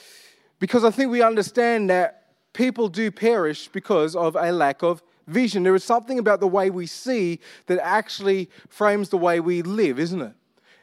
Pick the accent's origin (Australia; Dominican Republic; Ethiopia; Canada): Australia; Armidale, New South Wales; because I grew up with the influences of my cousins, I grew up in Armidale, but really loved R&B.